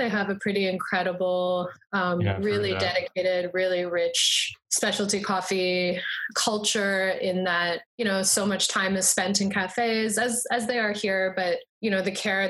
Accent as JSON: {"language": "English", "region": "Ontario", "country": "Canada", "also_born_or_lived": "Brisbane, Australia", "moved": "as an adult", "lives_now": "Hamilton, Canada", "said": "I am Canadian and went to school around these areas. Like I went to a school in London, Ontario, and then to Sheridan and OCAD"}